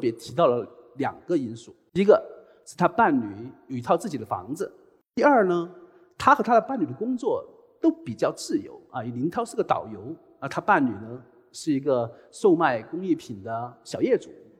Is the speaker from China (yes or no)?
yes; Chongqing, China; 那我是。重庆人